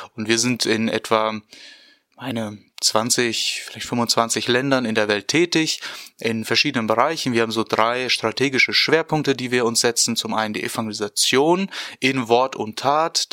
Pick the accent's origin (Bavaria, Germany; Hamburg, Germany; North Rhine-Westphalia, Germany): North Rhine-Westphalia, Germany; Porta Westfalica; moved away as an adult; now in Bonn, Germany; ich komme ursprünglich aus äh, Porta Westfalica, das ist im schönen Ostwestfalen-Lippe und äh, bin dort auch aufgewachsen